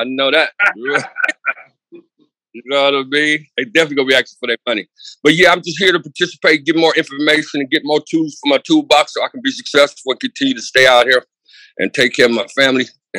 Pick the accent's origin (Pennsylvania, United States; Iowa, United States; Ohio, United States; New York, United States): Pennsylvania, United States; Pittsburgh; now in Oroville, United States; I'm originally from Pittsburgh, but I live in Oroville in the mountains.